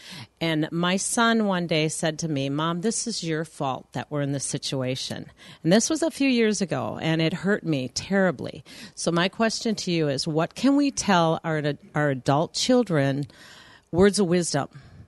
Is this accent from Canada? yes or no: no; Oakdale, Minnesota, United States; Oakdale, Minnesota.